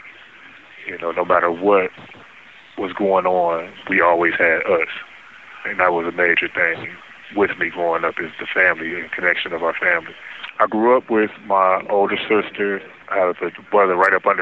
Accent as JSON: {"language": "English", "town": "Detroit", "region": "Michigan", "country": "United States", "tie": "born or raised there", "said": "I was born and raised in Detroit, Michigan. Spent my whole life in Detroit"}